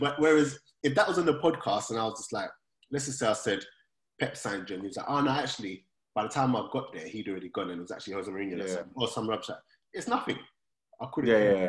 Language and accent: English; London, United Kingdom; No one said anything too mad growing up in South London, blah, blah, blah.